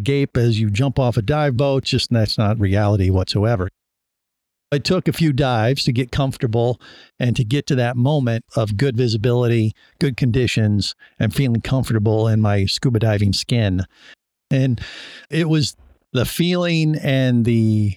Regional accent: Cincinnati, Ohio, United States; I grew up in Cincinnati, Ohio, not necessarily surrounded by the oceans

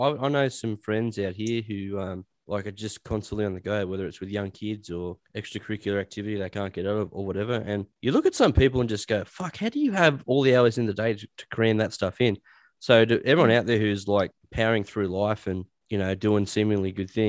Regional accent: Dubbo, New South Wales, Australia; I was from Dubbo

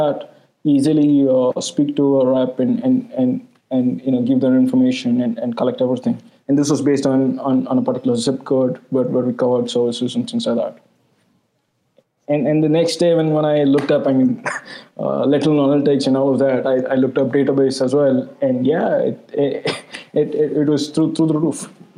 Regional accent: India; I'm an Indian

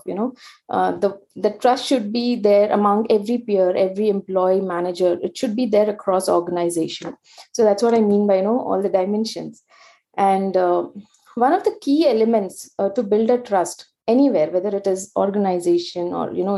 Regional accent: Mumbai, Maharashtra, India; I was born and brought up in India's commercial and entertainment capital, Mumbai, where I completed my graduation

